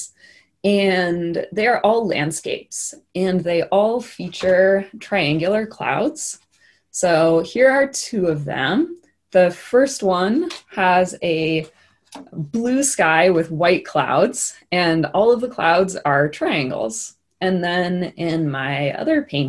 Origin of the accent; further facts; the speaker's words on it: Olympia, Washington, United States; moved away as an adult; now in Salt Lake City, United States; I'm from Salt Lake City, Utah, but I grew up in Olympia, Washington, and I've been in Utah for 4 years